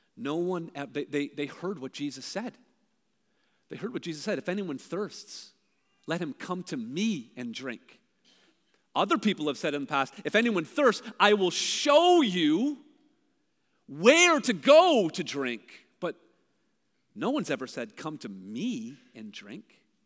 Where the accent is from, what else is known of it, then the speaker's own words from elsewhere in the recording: Brampton, Ontario, Canada; also born or lived in Hamilton, Ontario; I'm from Brampton. But the truth is, I was born in Hamilton